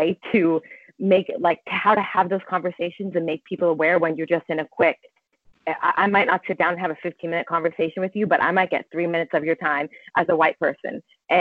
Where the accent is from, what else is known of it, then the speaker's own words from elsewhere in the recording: Southern California, United States; moved away as an adult; now in Mount Pleasant, South Carolina, United States; I grew up in Southern California with a lot of Hispanics and Mexicans